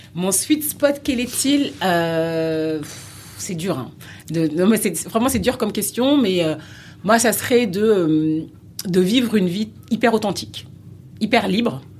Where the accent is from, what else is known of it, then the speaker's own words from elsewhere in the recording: France; j'ai grandi en France, je suis né en France